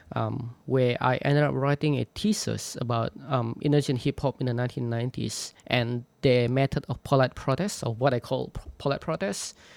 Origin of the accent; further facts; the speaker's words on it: Indonesia; moved away as an adult; I was born in in Borneo in the jungle of Borneo. I grew up there, and I spent much of my childhood, like 18, the first 18, 19 years of my life there